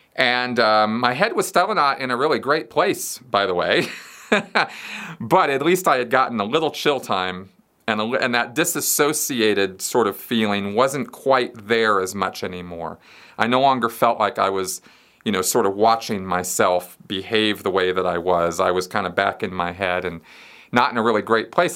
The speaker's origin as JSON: {"language": "English", "town": "Pasadena", "region": "California", "country": "United States", "tie": "born or raised there", "said": "I grew up in Pasadena, California"}